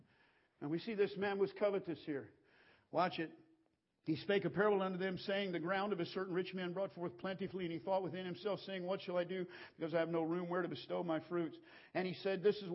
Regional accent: United States; I'm an American.

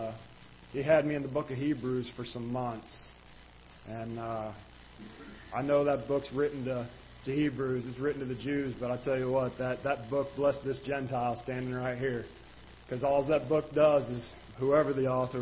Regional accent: Jefferson County, Missouri, United States; I was raised in Jefferson County

